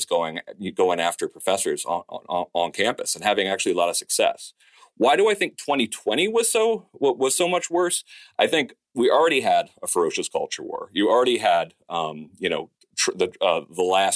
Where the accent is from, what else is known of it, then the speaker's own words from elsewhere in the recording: Danbury, Connecticut, United States; I'm from Danbury